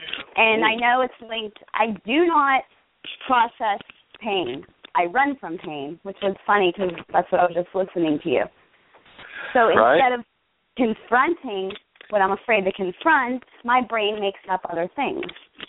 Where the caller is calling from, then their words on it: Pittsburgh, Pennsylvania, United States; I'm calling from Pittsburgh.